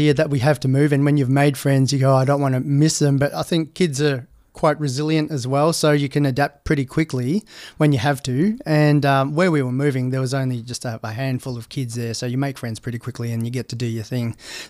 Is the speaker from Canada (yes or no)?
no; Perth, Western Australia, Australia; now in Noosa, Australia; I grew up in Perth. So I grew up in mining towns.